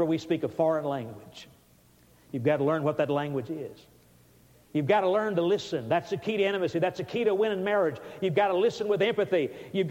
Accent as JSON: {"language": "English", "region": "Alabama", "country": "United States", "said": "I was from Alabama"}